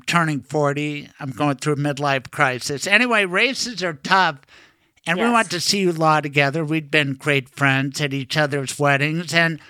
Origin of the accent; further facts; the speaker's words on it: Denver, Colorado, United States; I'm from Denver.